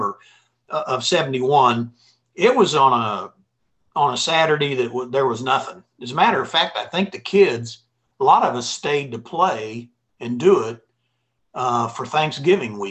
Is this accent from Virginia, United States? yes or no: no; Jefferson City, Missouri, United States; I was from Jeff City